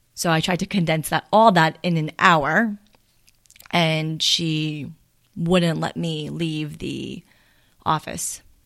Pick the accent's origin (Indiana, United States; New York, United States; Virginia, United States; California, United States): New York, United States; Farmingdale; also born or lived in Seoul, South Korea / Bellmore, New York; I grew up in Farmingdale